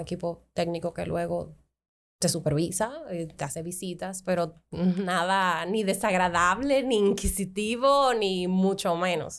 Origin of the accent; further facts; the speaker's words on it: Dominican Republic; como dominicanos